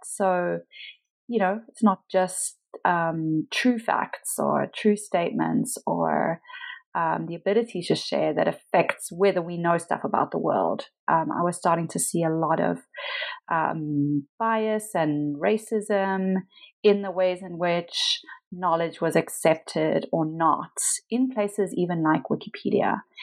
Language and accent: English; Pietermaritzburg, KwaZulu-Natal, South Africa; moved away; so I am South African. I lived in South Africa most of my life. I was born in a small town called Pietermaritzburg uh, near Durban, uh, which is on the kind of east coast of South Africa.